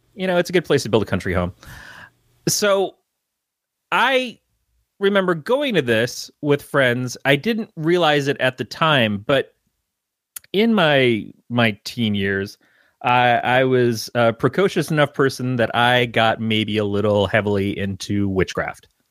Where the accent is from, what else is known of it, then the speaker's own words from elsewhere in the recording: Detroit, Michigan, United States; now in Northern California, United States; I came from, uh, the Detroit area.